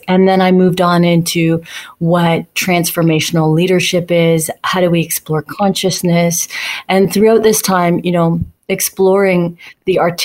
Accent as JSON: {"language": "English", "town": "Tehran", "region": "Tehran Province", "country": "Iran", "tie": "born or raised there", "moved": "yes", "lives_now": "Canada", "said": "I was born in Tehran, and it was during a war."}